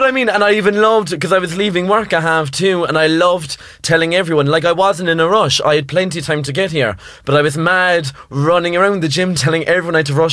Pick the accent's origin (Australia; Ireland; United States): Ireland; now in London, United Kingdom; we're Irish